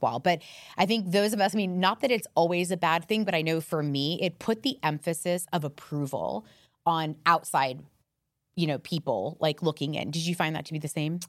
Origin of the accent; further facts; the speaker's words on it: Miami, Florida, United States; I grew up in Miami